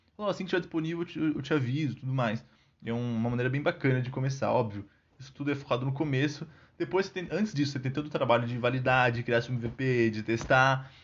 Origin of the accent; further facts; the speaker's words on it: Brazil; sou, sou brasileiro